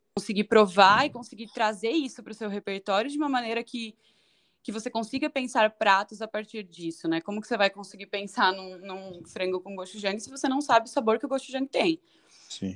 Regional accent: São Paulo, Brazil; moved away as an adult; Eu nasci em São Paulo, na Zona Norte

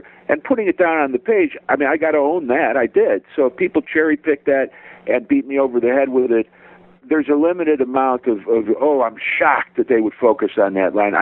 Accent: Cleveland, Ohio, United States; that's my hometown. That's a sacred place

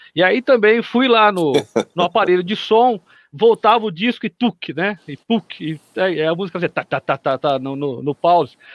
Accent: São Carlos, São Paulo, Brazil; Eu sou de São Carlos, aqui no interior de São Paulo

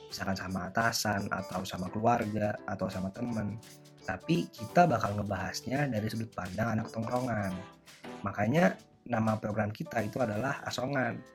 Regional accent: Pekalongan, Central Java, Indonesia; lagi bersama saya … saya dari Pekalongan.

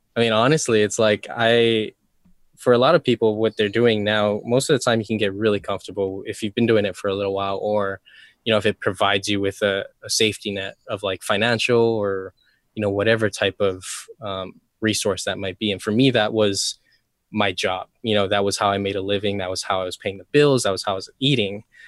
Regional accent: Molokai, Hawaii, United States; also born or lived in Oahu; I grew up on Molokai, which is, I mean, it's very, very tiny island here in Hawaii

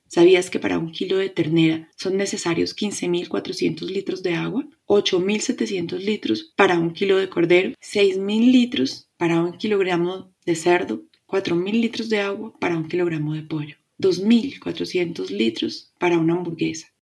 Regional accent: Colombia; Mi país, Colombia

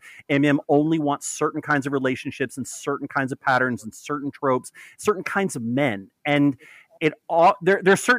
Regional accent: Texas, United States; now in New York, United States; I grew up in Texas

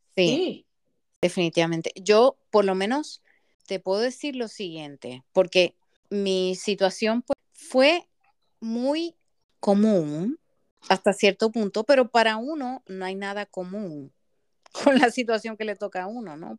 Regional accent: Puerto Rico; moved away as an adult; also born or lived in Massachusetts, United States; yo regreso a Puerto Rico

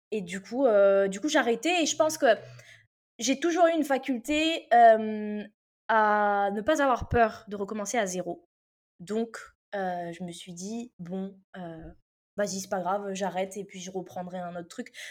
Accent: Réunion; moved away as an adult; also born or lived in Metropolitan France; now in France; moi j'ai grandi à l'île de la Réunion, donc euh, moi je suis arrivée en métropole à mes 18 ans.

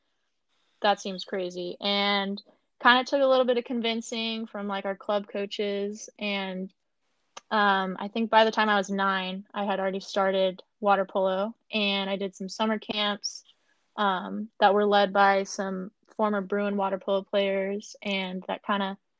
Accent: Tustin, California, United States; growing up in Tustin, it's definitely a big aquatic-based community

